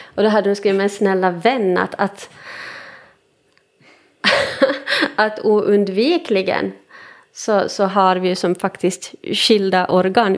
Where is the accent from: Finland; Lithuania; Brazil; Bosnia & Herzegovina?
Finland; first language Swedish; jag är stolt finlandssvensk